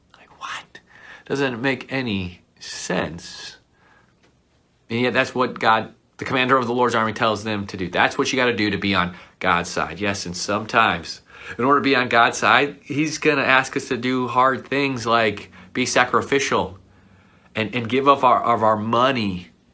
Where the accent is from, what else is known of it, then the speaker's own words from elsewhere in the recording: Buffalo, New York, United States; as a kid growing up in Buffalo